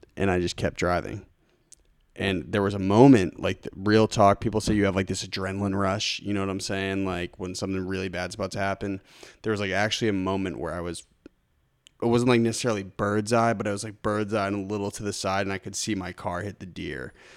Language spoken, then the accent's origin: English; Lincoln, Massachusetts, United States; I grew up in Lincoln, Mass, on Deer Haven Road